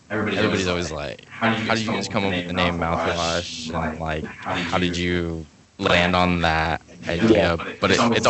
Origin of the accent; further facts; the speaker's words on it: Ohio, United States; My parents are from Louisville or like Jeffersonville, Indiana. And then I grew up in Ohio.